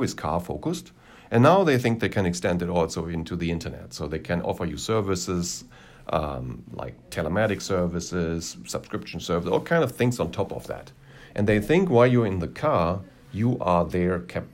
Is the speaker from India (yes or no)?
no; Germany; moved away as an adult; now in Los Angeles, United States; my home country